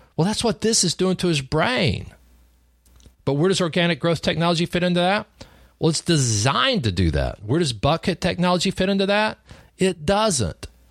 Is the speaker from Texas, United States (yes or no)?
yes; Lubbock, Texas, United States; I grew up in Lubbock, Texas, on a cotton farm.